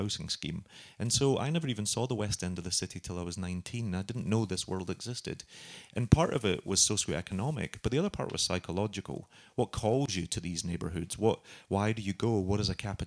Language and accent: English; Glasgow, Scotland, United Kingdom; moved away as an adult; now in New York, United States; I've lived in New York since 2000, but I'm from Glasgow. My family still live on the streets that I write about